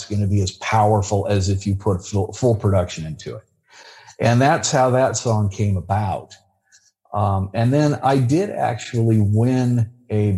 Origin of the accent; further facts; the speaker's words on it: California, United States; a good old boy from California